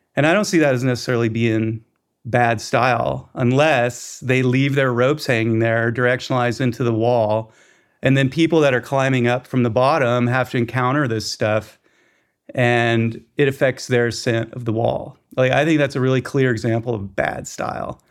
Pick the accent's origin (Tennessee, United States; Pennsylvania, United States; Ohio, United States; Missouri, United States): Tennessee, United States; Chattanooga; now in Bishop, United States; grew up in Chattanooga, Tennessee